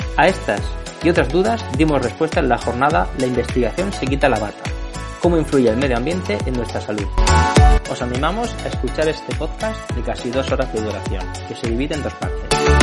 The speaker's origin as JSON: {"language": "Spanish", "region": "Region of Murcia", "country": "Spain", "said": "Yo soy de Murcia"}